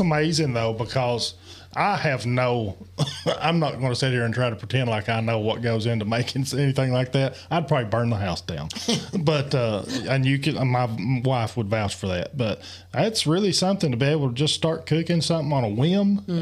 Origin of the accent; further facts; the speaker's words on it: Appalachia, United States; in our culture in Appalachian